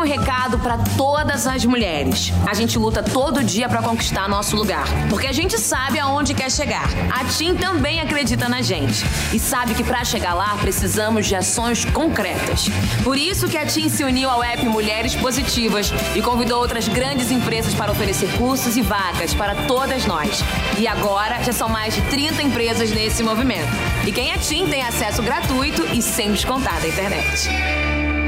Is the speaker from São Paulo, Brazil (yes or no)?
yes; Guarulhos, São Paulo, Brazil; moved away as an adult; also born or lived in Recife / Brasília; eu sou de Guarulhos, eu nasci em Guarulhos